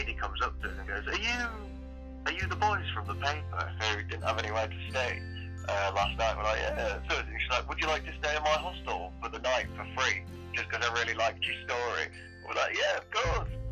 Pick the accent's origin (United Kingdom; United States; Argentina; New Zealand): United Kingdom; Tadcaster, Yorkshire and the Humber; also born or lived in Oxford; I was born in Oxford. Lived there for 3 years and then moved to Tadcaster.